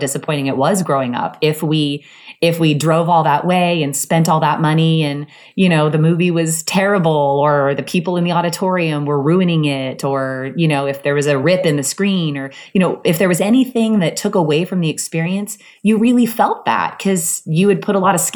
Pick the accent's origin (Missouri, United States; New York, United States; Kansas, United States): Kansas, United States; Soldier; moved away; I grew up in Soldier, Kansas, which is a tiny town in the Midwest